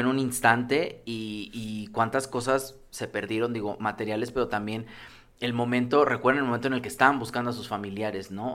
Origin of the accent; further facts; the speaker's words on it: Mexico; como mexicanos